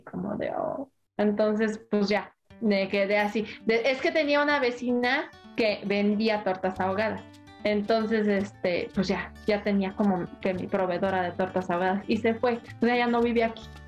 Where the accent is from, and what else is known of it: Mexico